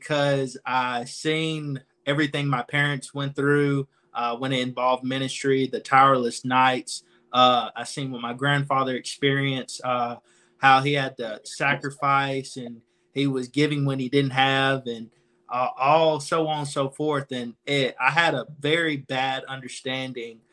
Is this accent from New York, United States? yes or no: no; Anniston, Alabama, United States; born and raised in Anniston, Alabama.